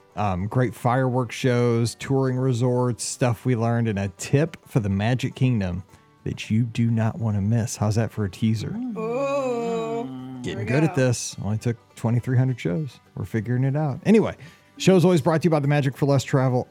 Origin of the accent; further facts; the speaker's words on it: Missouri, United States; I'm from Missouri